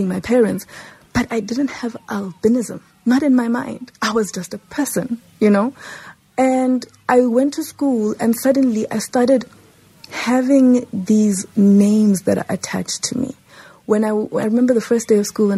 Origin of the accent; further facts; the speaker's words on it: Johannesburg, Gauteng, South Africa; I grew up in Lanesia South, and it was quite a pigmented society